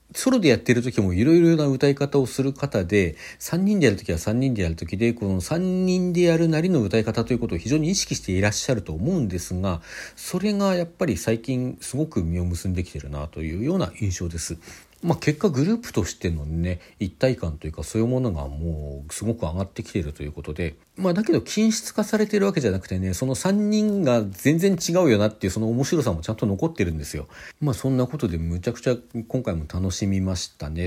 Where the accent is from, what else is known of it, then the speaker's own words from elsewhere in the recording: Hokkaido, Japan; 私北海道出身なのでなまらいいなということになるでしょうか